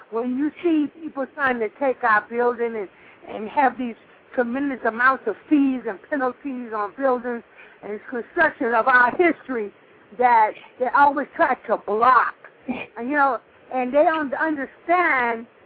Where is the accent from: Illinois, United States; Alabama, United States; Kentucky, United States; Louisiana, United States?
Illinois, United States; Chicago; now in Miami, United States; I still live. I still was born and raised in Chicago. That will always be my roots